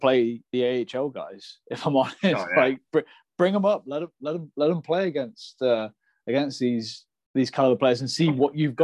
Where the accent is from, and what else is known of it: Nottingham, East Midlands, United Kingdom; born or raised there